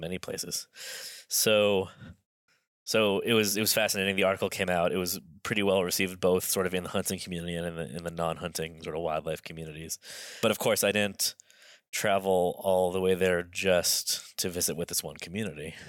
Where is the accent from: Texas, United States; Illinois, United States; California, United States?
California, United States; Los Angeles; I, I grew up in Los Angeles as, as sort of as, as urban, a lifestyle as you can have.